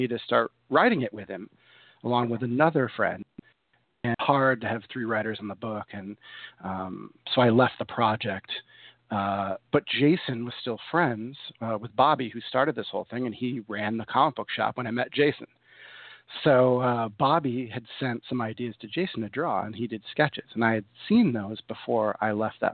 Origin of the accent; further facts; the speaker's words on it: New York, United States; moved away as an adult; also born or lived in Chicago area; now in Chicago, United States; I'm from New York, but I moved here in 2000, Chicago area